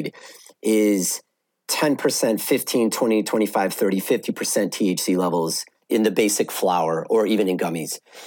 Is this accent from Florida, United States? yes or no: no; Evanston, Illinois, United States; I grew up in Evanston.